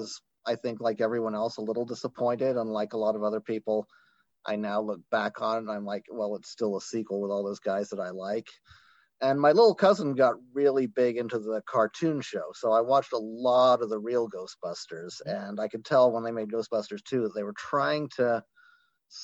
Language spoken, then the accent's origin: English; Ireland; now in United States; I grew up in Ireland